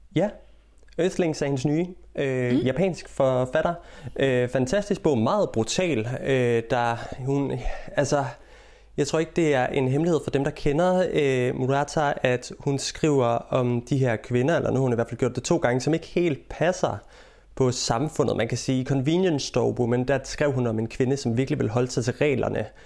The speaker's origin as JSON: {"language": "Danish", "country": "Denmark", "moved": "yes", "lives_now": "England, United Kingdom", "said": "hjemme i Danmark"}